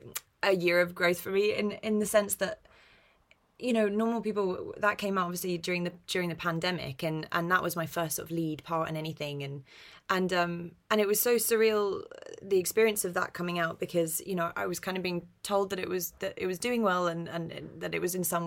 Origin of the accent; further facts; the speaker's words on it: London, United Kingdom; I grew up in North London. My accent's very neutral